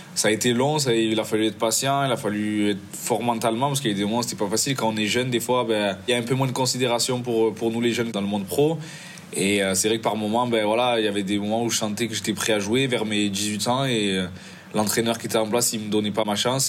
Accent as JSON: {"language": "French", "town": "Marseille", "region": "Provence-Alpes-Côte d'Azur", "country": "France", "tie": "born or raised there", "moved": "as an adult", "lives_now": "Italy", "said": "je suis né à Marseille"}